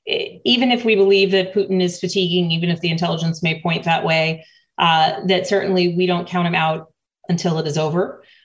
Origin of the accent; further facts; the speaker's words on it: United States; as an American and as an American legislator